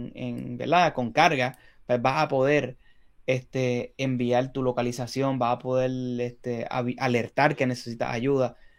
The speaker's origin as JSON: {"language": "Spanish", "country": "Puerto Rico", "said": "nosotros somos de Puerto Rico"}